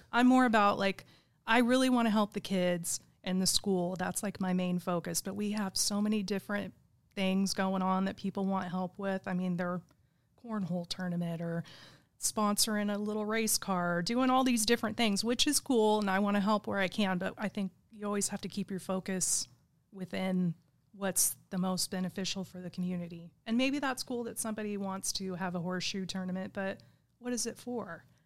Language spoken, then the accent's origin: English; Igo, California, United States; I grew up in Igo